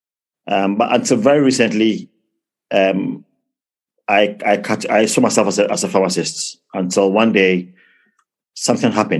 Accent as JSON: {"language": "English", "region": "London", "country": "United Kingdom", "tie": "born or raised there", "also_born_or_lived": "Ghana", "moved": "yes", "lives_now": "Plymouth, United Kingdom", "said": "So I was born in London, but my mom and dad are from Ghana"}